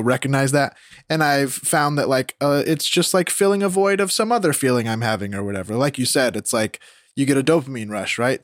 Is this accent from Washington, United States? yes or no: no; Rocklin, California, United States; moved away as an adult; now in Los Angeles, United States; I'm Rockland